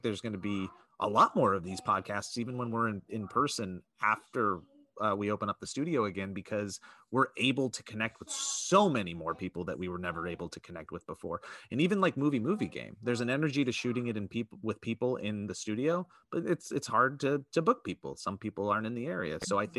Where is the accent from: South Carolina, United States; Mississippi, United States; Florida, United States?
Florida, United States; now in Los Angeles, United States; I'm from Florida. I've been living in LA for a while.